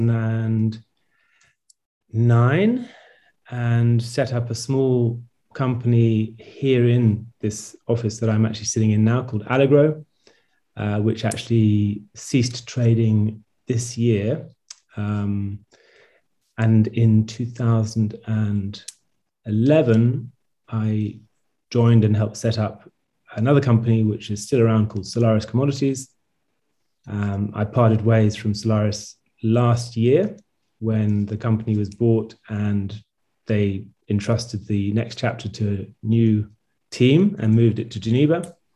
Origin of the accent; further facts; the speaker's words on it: London, United Kingdom; now in Switzerland; That's where I'm originally from. I was born in Belgravia, which is right there, central London.